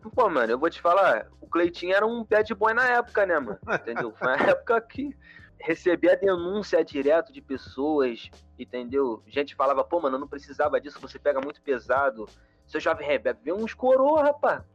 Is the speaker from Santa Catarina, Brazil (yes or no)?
no; Rio de Janeiro, Brazil; eu sou da Zona Oeste